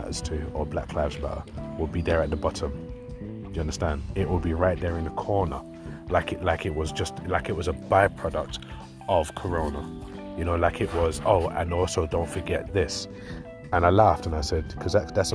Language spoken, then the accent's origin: English; London, United Kingdom; I grew up in East London where racism was a thing